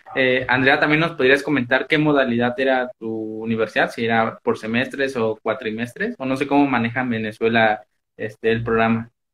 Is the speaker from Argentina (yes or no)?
no; Mexico; yo soy de México